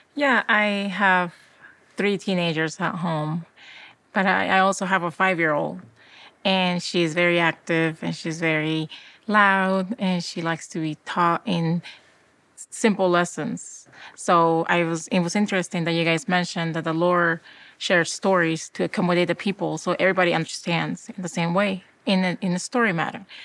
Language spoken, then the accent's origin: English; Peru; now in Utah, United States; I was born in South America, in Peru